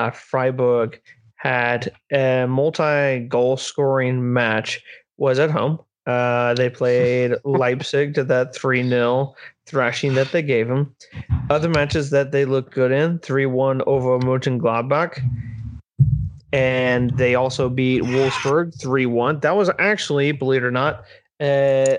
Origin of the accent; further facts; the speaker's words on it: United States; as an American